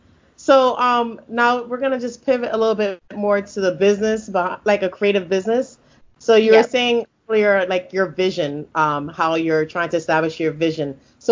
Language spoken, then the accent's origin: English; Florida, United States; although I was raised in Florida, I was really raised in a big Jamaican community.